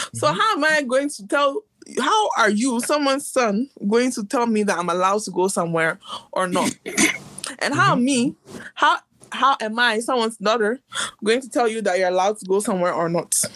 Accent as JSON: {"language": "English", "country": "United States", "tie": "born or raised there", "said": "I'm also American by birth"}